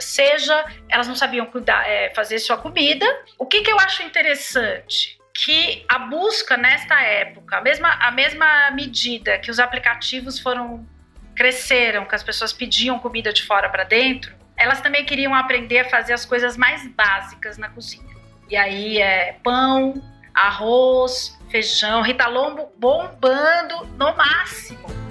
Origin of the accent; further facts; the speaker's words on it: Brazil; A gente, como brasileiros